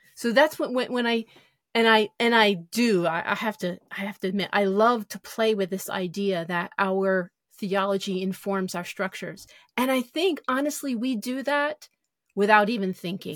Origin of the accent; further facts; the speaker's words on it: United States; as American Christians